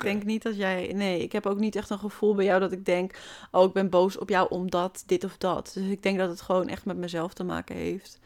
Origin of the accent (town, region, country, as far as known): Hoofddorp, North Holland, Netherlands; born or raised there; now in Amsterdam, Netherlands